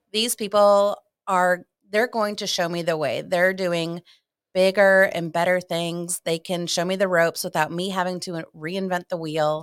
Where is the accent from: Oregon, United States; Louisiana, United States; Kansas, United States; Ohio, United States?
Ohio, United States; moved away as an adult; also born or lived in South Carolina; I'm originally from Ohio, and I went to college in South Carolina